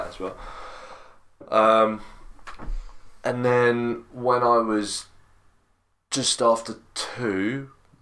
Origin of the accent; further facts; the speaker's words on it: Crawley, South East England, United Kingdom; So I was born in Gossip Screen. Then we moved to Hawley.